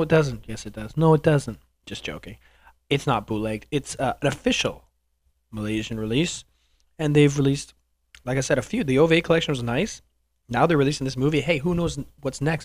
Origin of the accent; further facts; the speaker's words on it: Canada; I'm Canadian